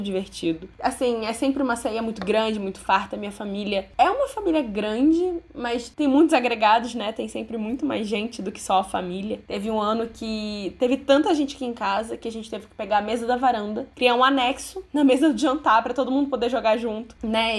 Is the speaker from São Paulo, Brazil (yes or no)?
no; Rio de Janeiro, Brazil; eu sou do Rio